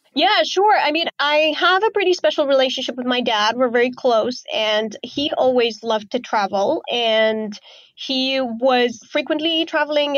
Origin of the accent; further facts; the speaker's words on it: Romania; moved away as an adult; also born or lived in Azerbaijan; now in Bali, Indonesia; I grew up in Romania